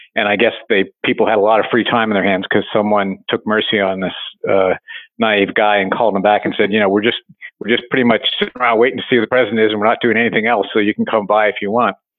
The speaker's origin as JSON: {"language": "English", "region": "West Virginia", "country": "United States", "tie": "born or raised there", "moved": "yes", "said": "grew up in West Virginia and uh, it's ground zero for the opioid epidemic"}